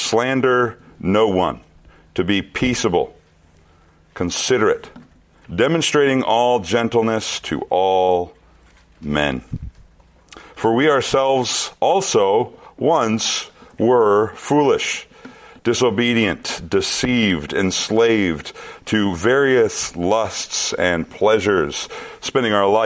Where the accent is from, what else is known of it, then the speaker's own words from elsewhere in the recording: central Minnesota, United States; moved away; I returned to my hometown in central Minnesota.